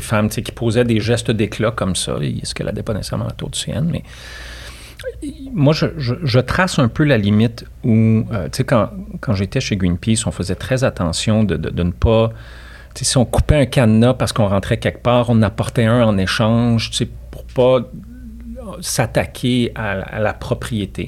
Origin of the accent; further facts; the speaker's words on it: La Tuque, Quebec, Canada; moved away; also born or lived in Montreal; je viens de Latuc